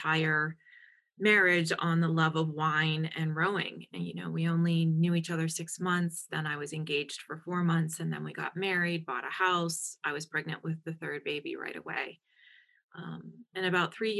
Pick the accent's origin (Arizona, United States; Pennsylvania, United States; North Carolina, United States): Pennsylvania, United States; Pittsburgh; moved away as an adult; also born or lived in Madison; I'm from Pittsburgh.